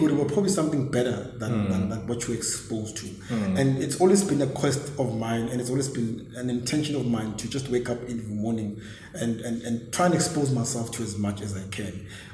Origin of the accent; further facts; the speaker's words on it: Witbank, Mpumalanga, South Africa; I was born and raised in Witbank